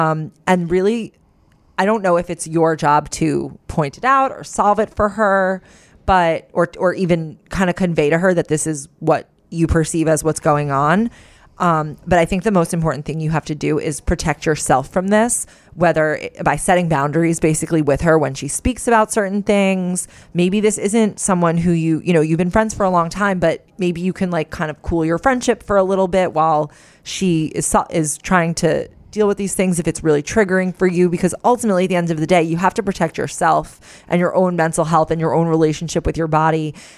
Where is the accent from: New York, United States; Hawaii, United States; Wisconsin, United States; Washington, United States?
New York, United States; moved away as an adult; now in Germany; Although born and raised in New York, I moved to Germany about 1.5 years ago for work.